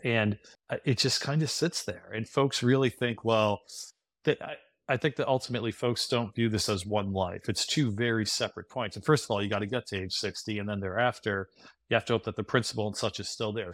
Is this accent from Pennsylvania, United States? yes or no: yes; Scranton, Pennsylvania, United States; moved away; grew up in Scranton, P